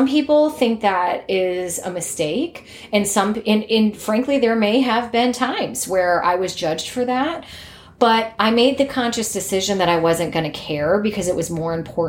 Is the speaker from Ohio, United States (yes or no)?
yes; Cleveland, Ohio, United States; I'm from the Cleveland area. I went to high school and college there